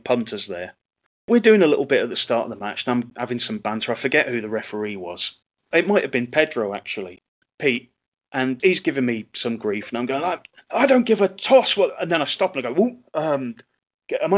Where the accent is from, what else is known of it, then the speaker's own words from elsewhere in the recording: England, United Kingdom; I'm half Scottish. In terms of wrestling, I'm one of only two English wrestlers on the show